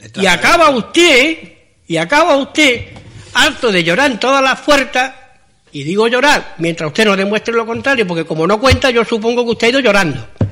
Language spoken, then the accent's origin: Spanish; La Línea de la Concepción, Andalusia, Spain; somos españoles desde que los Neandertal vivían en las cuevas